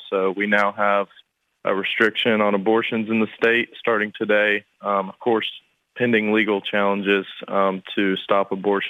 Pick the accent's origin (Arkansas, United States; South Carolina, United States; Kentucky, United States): South Carolina, United States; I'm 18 years old. I'm from South Carolina